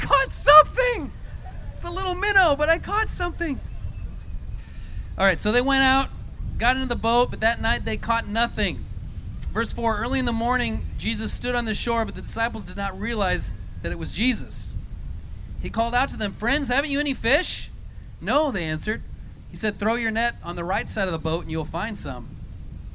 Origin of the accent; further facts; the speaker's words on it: Colorado, United States; moved away as an adult; when I moved here, I'm from Colorado. I've been here about over 20 years, so I've been here a long time, but I'm from Colorado.